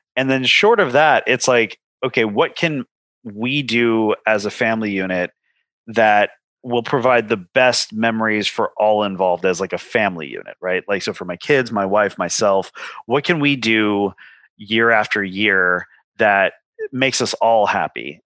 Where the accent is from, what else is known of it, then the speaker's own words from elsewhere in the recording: Los Angeles, California, United States; growing up in Southern California